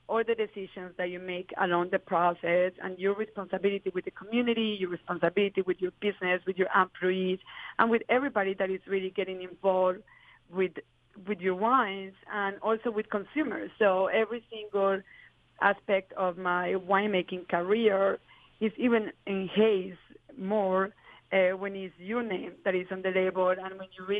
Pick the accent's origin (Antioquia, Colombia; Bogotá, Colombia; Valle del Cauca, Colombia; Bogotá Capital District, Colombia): Antioquia, Colombia; Medellin; now in California, United States; I certainly grew up on the worst times of Colombia and growing up in Medellin